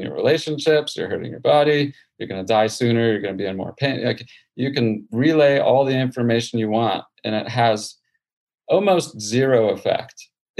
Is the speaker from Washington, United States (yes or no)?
no; Houston, Texas, United States; born or raised there